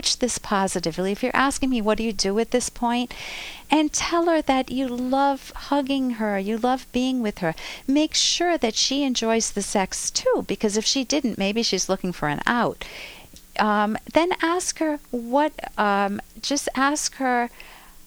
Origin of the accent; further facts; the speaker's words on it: United States; as an American